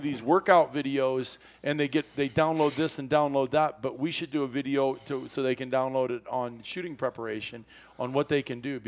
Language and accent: English; Iowa, United States; as a kid growing up in Iowa